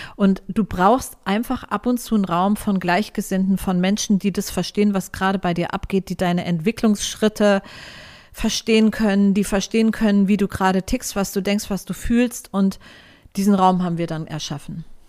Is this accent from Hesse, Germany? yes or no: yes; Frankfurt am Main, Hesse, Germany; Ich bin in Frankfurt geboren und aufgewachsen. Am Main